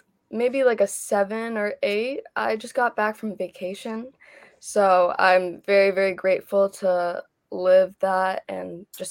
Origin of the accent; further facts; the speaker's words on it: Chicago, Illinois, United States; I'm from Chicago, born and raised.